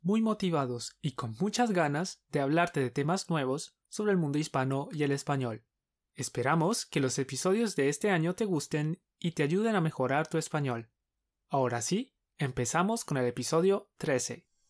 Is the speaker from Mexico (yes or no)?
no; Colombia; Somos dos profes colombianos